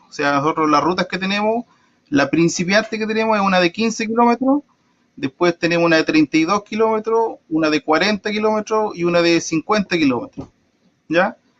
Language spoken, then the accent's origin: Spanish; Traiguén, Araucanía, Chile; yo soy de acá de Los Trigales